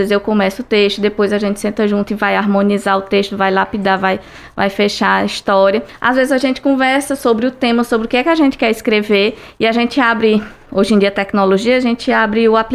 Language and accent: Portuguese; Tauá, Ceará, Brazil; also born or lived in Tianguá; Eu sou de Tianguá, mas eu vi muito minha infância, foi quase toda no sertão dos Inhamuns, em Tauá, então eu vi muito essa parte da seca